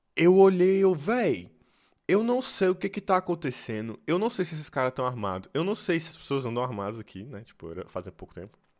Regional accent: Brasília, Federal District, Brazil; moved away; eu sou de Brasília

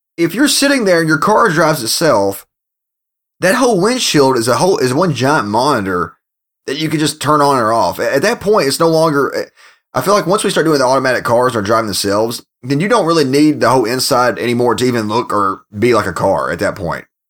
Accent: Kentucky, United States; moved away; my home state of Kentucky

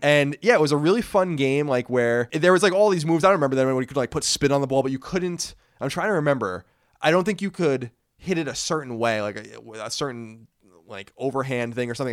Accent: Brookhaven, New York, United States; We grew up in Brookhaven Hamlet, so it's kinda like this is adjacent place. We went to Belport High School

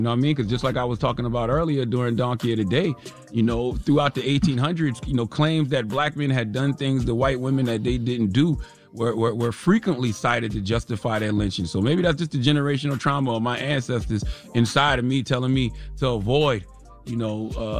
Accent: South Carolina, United States; I think it's because I grew up in South Carolina, so I tend to avoid unnecessary interactions with white women.

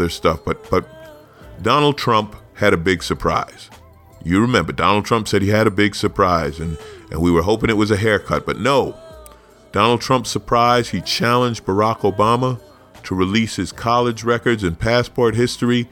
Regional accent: New York, United States; I grew up in New York

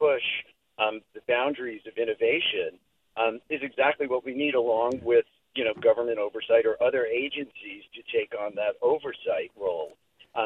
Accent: New York City, New York, United States; moved away; also born or lived in Silicon Valley; growing up in New York City, I was there in the 80s

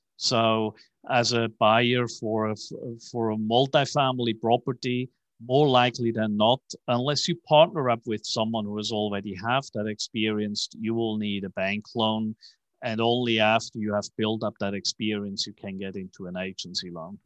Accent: Switzerland; moved away as an adult; also born or lived in New York / Tokyo / Hong Kong; now in Dallas, United States; as you can hear from my accent, I'm, uh, not originally from Texas, even though I have been living in Dallas now for fifteen years. I was born in Switzerland

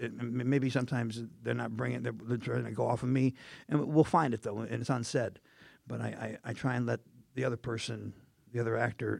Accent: Indiana, United States; I wanted to look like a corn. I'm from Indiana.

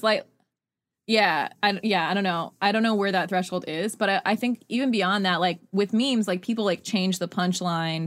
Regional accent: Utah, United States; growing up in Utah

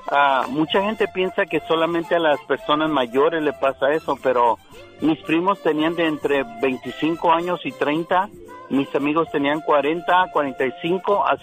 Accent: Guadalajara, Jalisco, Mexico; la semana pasada yo perdí tres amigos del mismo barrio porque yo soy de Guadalajara.

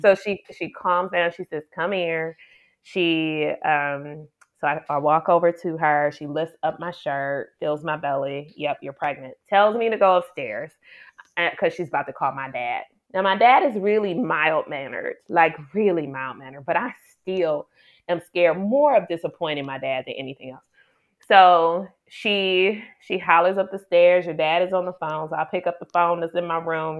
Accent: Detroit, Michigan, United States; also born or lived in Ann Arbor, Michigan; Born and raised in Detroit, Michigan, Detroit a girl

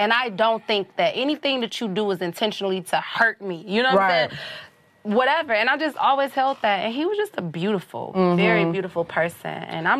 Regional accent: Detroit, Michigan, United States; moved away as an adult; also born or lived in the South; I'm from Detroit

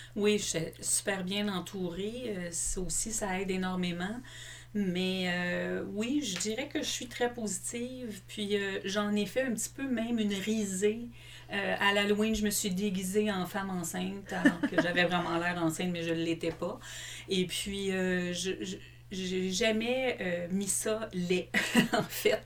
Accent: Longueuil, Quebec, Canada; moi, je suis une fille de la Rive-Sud. J'ai grandi à Longueuil.

